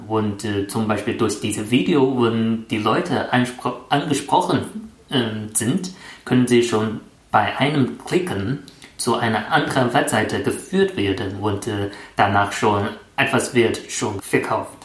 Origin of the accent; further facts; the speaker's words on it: China; German is a second language; moved away as an adult; now in Germany; ich bin seit vier Jahren in Deutschland und ich bin Chinesisch.